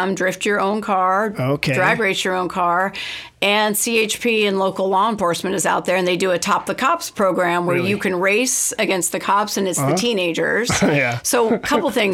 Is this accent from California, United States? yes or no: yes; Northern California, United States; moved away as an adult; growing up in Northern California at that time